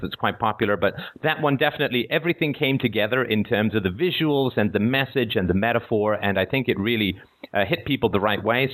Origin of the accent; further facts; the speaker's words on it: England, United Kingdom; also born or lived in Ireland / Africa; now in Toronto, Canada; I live uh, just outside of Toronto in Canada. I was born in Ireland. I grew up in England.